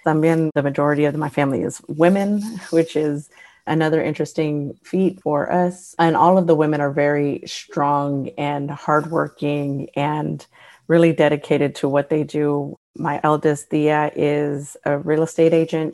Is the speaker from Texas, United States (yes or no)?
yes; Houston, Texas, United States; I grew up in Houston, born and raised